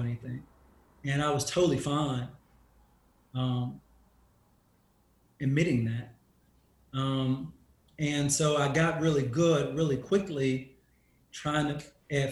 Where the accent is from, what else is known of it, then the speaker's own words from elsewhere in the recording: Dallas, Texas, United States; moved away as an adult; also born or lived in New York / Austin; I'm from Dallas.